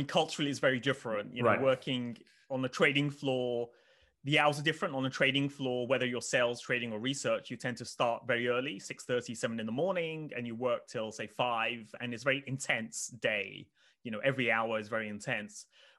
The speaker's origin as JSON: {"language": "English", "town": "Oxford", "region": "South East England", "country": "United Kingdom", "tie": "born or raised there", "said": "I mean, I grew up in Oxford, but not in the nice part of Oxford, kind of the other side of Oxford, if people know Oxford."}